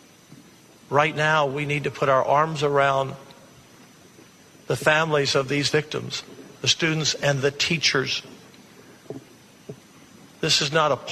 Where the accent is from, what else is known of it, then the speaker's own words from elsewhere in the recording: United States; As an American people